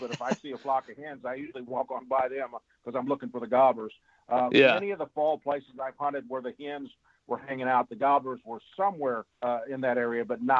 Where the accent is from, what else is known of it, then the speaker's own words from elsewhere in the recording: the Ozarks, United States; me growing up in the Ozarks